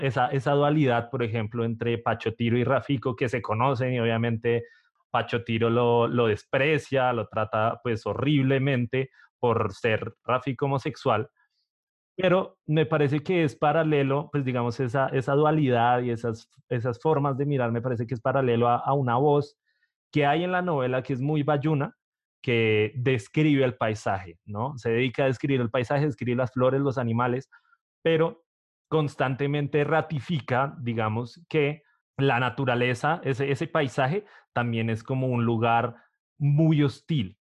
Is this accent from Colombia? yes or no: yes; Bogotá, Colombia; soy de Bogotá